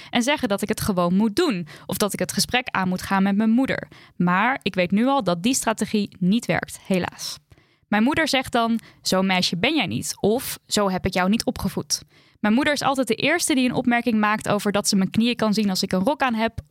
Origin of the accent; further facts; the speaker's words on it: Turkey; en daarmee bedoel ik de Turkse gemeenschap, want ik ben Turks